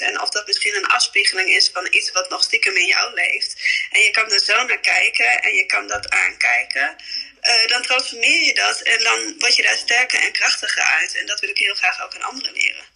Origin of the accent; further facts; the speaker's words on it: Emmen, Drenthe, Netherlands; moved away as an adult; also born or lived in India; now in Vinkveen, Netherlands; kom dan oorspronkelijk, ben ik opgegroeid in Emmen